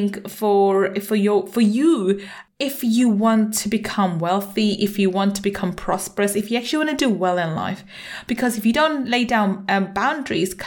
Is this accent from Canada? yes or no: no; London, United Kingdom; also born or lived in Manchester; I was born in Manchester and grew up in London